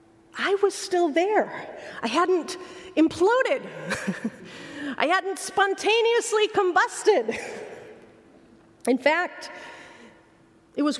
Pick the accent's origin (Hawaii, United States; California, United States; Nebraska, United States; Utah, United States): Utah, United States; Logan; Logan, Utah, my hometown